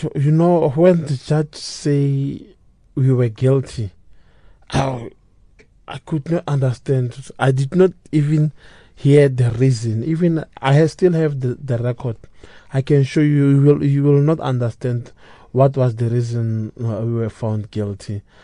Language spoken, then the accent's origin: English; Pretoria, Gauteng, South Africa; I was born in Pretoria, raised in Pretoria